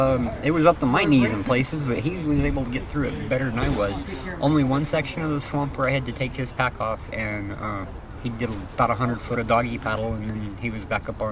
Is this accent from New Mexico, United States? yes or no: yes; Carlsbad, New Mexico, United States; moved away; also born or lived in Texas; So I'm originally from Carlsbad.